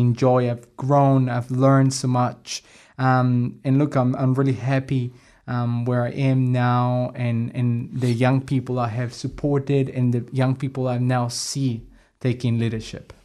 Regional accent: Colombia; English is a second language; now in New Zealand; I'm originally from Colombia in South America, and, uh, I've been here for around ten years now

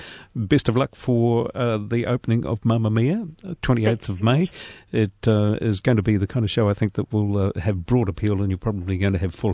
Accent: Putāruru, Waikato, New Zealand; My hometown is Putanuru.

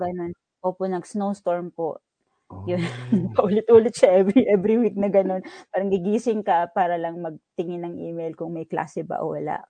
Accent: Philippines; moved away as an adult; now in New Zealand; taga Pilipinas ako

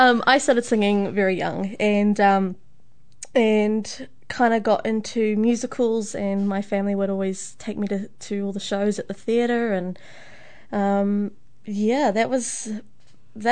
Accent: Christchurch, Canterbury, New Zealand; I was born in Christchurch, New Zealand.

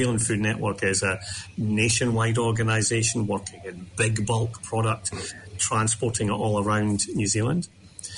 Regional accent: Scotland, United Kingdom; I grew up in Scotland in the kind of the late 60s, early 70s

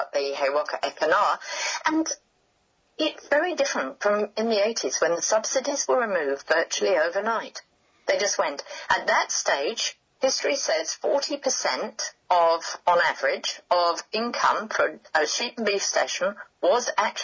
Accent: United Kingdom; now in New Zealand; in UK, my home country

